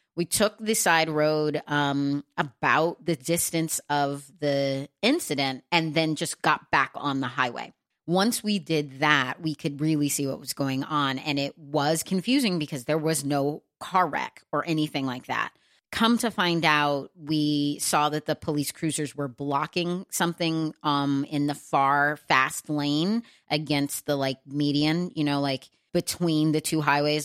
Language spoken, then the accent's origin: English; Texas, United States; moved away as an adult; also born or lived in New York City / Los Angeles, California; now in New Jersey, United States; I grew up in Texas